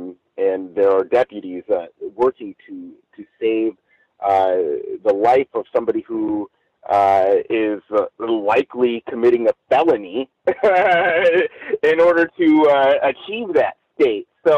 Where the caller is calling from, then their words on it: Los Angeles, California, United States; I'm calling in from Los Angeles.